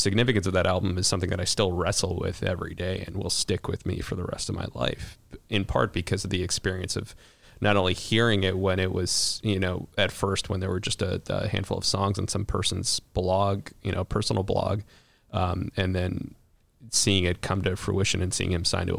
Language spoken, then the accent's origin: English; Chicago, Illinois, United States; to my experience as a Chicagoan